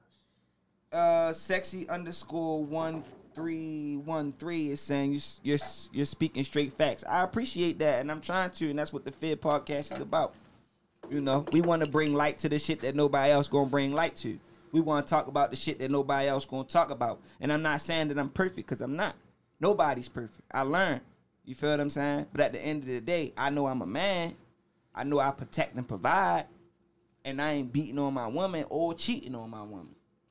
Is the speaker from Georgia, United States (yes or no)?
no; Baltimore, Maryland, United States; I'm from Park Heights Avenue. I'm from Park Heights and Oakley, to be exact.